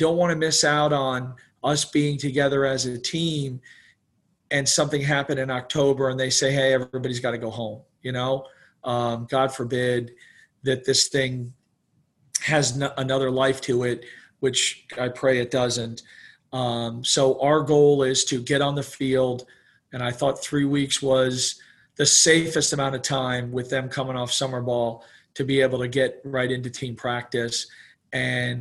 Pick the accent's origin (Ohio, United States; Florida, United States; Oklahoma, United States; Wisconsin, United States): Florida, United States; also born or lived in New York; we moved to Florida from New York right as Disney kind of got going